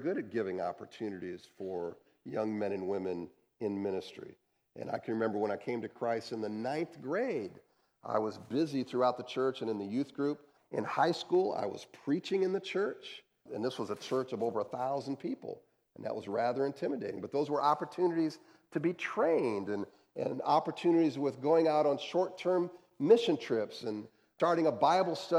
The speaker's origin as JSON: {"language": "English", "region": "Ohio", "country": "United States", "tie": "born or raised there", "also_born_or_lived": "St. Louis / Denver", "moved": "as an adult", "said": "we moved from Ohio, and then we lived in St. Louis, and we lived in Denver."}